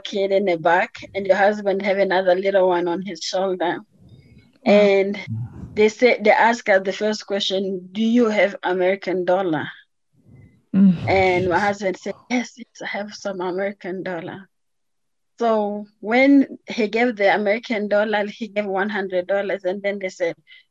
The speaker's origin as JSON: {"language": "English", "country": "DR Congo", "tie": "born or raised there", "also_born_or_lived": "Atlanta, Georgia", "moved": "as an adult", "lives_now": "Colorado, United States", "said": "I was born in the Democratic Republic of Congo, which is in the middle of Africa"}